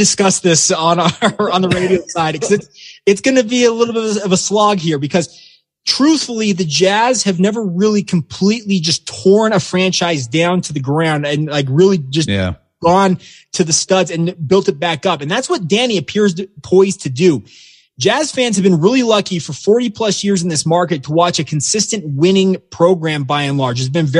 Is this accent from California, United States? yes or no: no; Utah, United States; I grew up here in Utah.